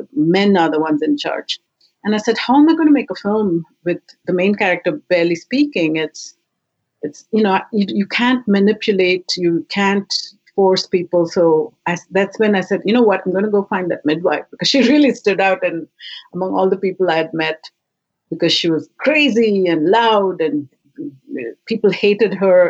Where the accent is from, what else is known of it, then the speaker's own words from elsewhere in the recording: India; moved away as an adult; now in Canada; When I came straight from India, it was the first community I discovered was Hot Docs.